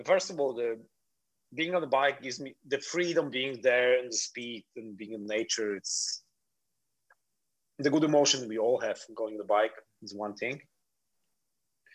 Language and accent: English; Poland; English is a second language; moved away as an adult; also born or lived in Miami, United States; now in Palma de Mallorca, Spain; But I'm Polish